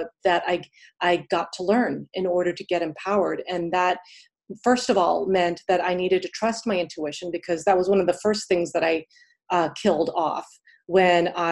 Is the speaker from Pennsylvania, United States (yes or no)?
yes; Pittsburgh, Pennsylvania, United States; moved away as an adult; now in New York City, United States; I grew up in Pittsburgh, PA. And then I came here to New York City for undergrad, and then I stayed here ever since.